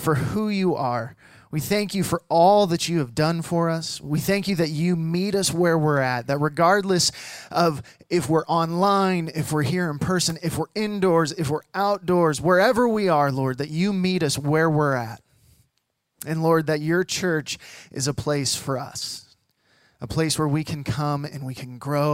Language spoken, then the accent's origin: English; the Northwest, Pacific Northwest, United States; moved away; I'm from the Northwest and my family's from the Northwest